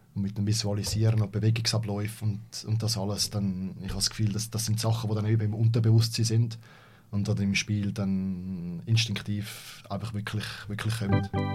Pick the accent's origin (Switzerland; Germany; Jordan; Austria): Switzerland; als Schweizer